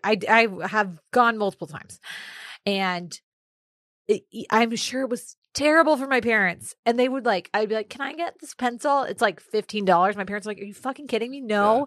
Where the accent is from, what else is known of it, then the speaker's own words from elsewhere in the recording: Austin, Texas, United States; also born or lived in Houston; growing up in Austin